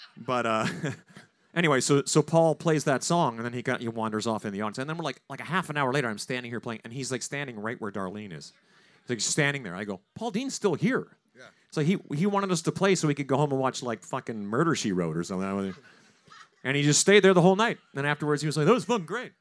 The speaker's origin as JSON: {"language": "English", "region": "Saskatchewan", "country": "Canada", "tie": "born or raised there", "moved": "yes", "lives_now": "United States", "said": "Corey Churko and I grew up in Saskatchewan."}